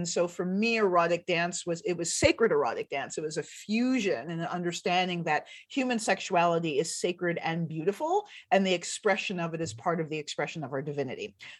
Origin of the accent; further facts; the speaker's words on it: Detroit, Michigan, United States; also born or lived in Washington, D.C.; So I was born in Washington, D.C., and my family moved all over the United States. And so I ended up in Detroit when I was around 12, Detroit, Michigan. And then, so I spent my adolescence there and then my early adulthood.